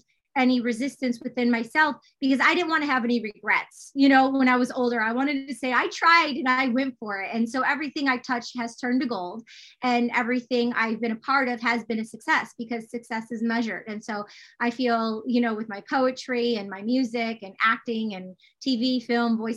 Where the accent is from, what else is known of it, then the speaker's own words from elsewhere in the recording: Detroit, Michigan, United States; growing up in Detroit, Michigan, out in the suburbs